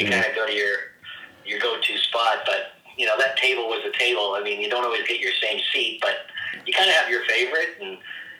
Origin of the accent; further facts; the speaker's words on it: Oakville, Ontario, Canada; also born or lived in Mississauga; now in Grimsby, Canada; I've spent most of my life in Oakville. We moved here from Mississauga. I think I was in grade 2.